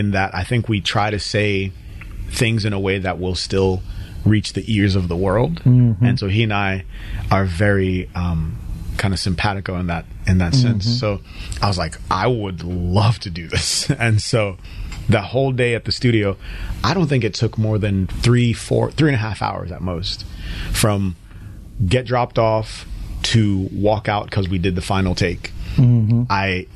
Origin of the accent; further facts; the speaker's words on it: Connecticut, United States; accent: newscaster English; also born or lived in Nigeria; I grew up in Connecticut